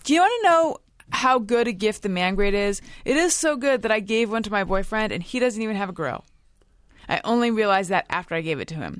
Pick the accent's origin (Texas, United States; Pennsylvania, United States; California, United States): California, United States; Orange County; I grew up in Orange County.